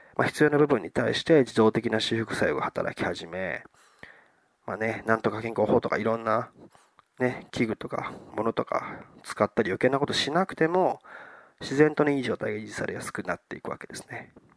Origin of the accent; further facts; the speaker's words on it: southern Okayama Prefecture, Japan; 僕はもともとそういうところで生まれて、そういう環境で育っていたので